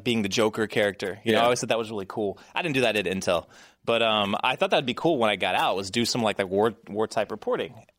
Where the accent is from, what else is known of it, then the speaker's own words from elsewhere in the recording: West Texas, United States; also born or lived in California; now in Texas, United States; I come from West Texas, you know, like country type people, you know, like I grew up on a ranch basically